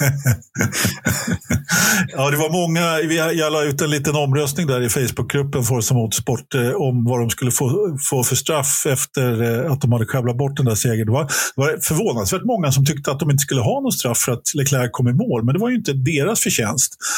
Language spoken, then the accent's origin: Swedish; Stockholm, Stockholm County, Sweden; Jag är, jag är stockholmare i åttonde generationen. Jag är, jag är, född på Söder. Jag är inte riktigt uppväxt på Söder, men jag är uppväxt söder om Söder.